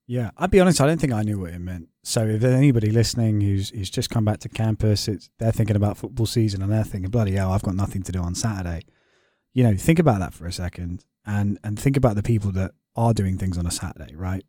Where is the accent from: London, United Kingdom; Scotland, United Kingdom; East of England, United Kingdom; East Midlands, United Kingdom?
London, United Kingdom; moved away as an adult; also born or lived in Notre Dame, Indiana; I live in North London